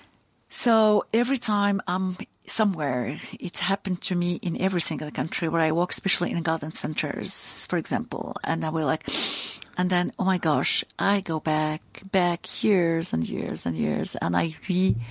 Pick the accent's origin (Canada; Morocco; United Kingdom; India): Morocco; Fez, Fès-Meknès; now in South Africa; I'm from Fez